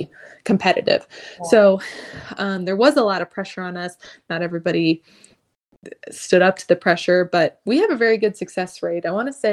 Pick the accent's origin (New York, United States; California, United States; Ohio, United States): Ohio, United States; moved away as an adult; also born or lived in St. Martin; I'm from Ohio, so I did try to get into some Ohio med schools.